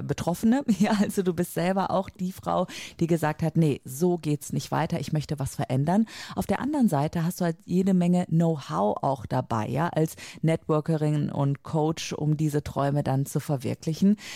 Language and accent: German; near Cologne, North Rhine-Westphalia, Germany; ich komme aus der Nähe äh, von Köln, Rheinland